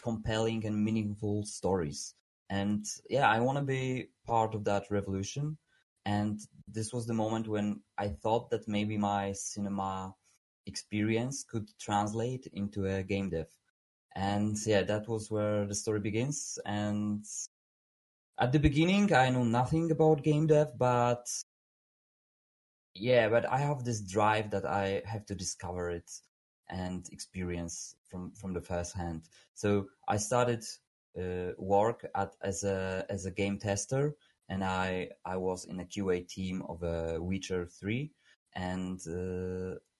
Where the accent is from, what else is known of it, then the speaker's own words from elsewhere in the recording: Poland; English is a second language; I'm from Poland. I'm right now in Warsaw